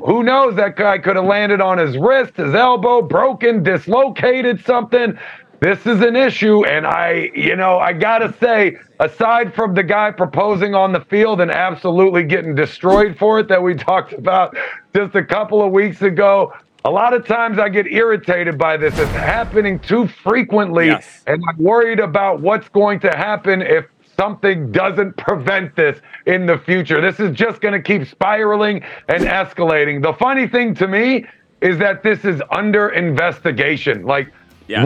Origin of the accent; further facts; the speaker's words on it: Alexandria, Virginia, United States; I grew up in Alexandria, Virginia